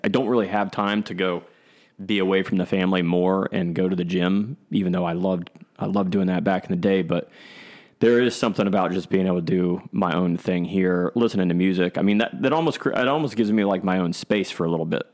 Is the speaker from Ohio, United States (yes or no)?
yes; Columbus, Ohio, United States; I grew up here in Columbus, Ohio